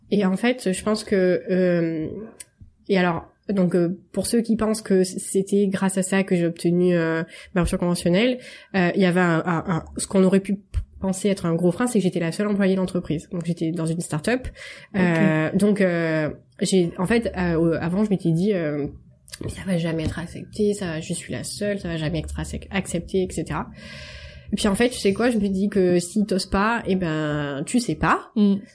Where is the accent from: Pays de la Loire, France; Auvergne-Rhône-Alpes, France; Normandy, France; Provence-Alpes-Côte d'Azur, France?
Provence-Alpes-Côte d'Azur, France; Marseille; je suis marseillaise